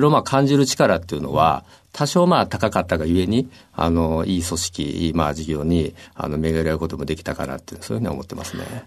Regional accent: Osaka, Japan; moved away as an adult; now in Tokyo, Japan; もともと大阪出身なんですが、でもやっぱりどうしても東京に、うん、あの出ていきたいっていう

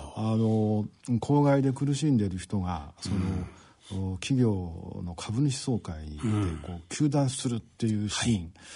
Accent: Okayama, Japan; moved away as an adult; also born or lived in Hokkaido; あの岡山県の岡山市ですで高校を卒業するまで、えー、18年をあの岡山にいました

